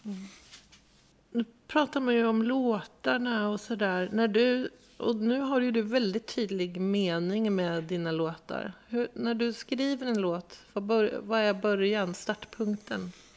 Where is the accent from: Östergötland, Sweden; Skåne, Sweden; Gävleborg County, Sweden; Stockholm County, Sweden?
Östergötland, Sweden; accent: östgötska; Jag är uppväxt i Östergötland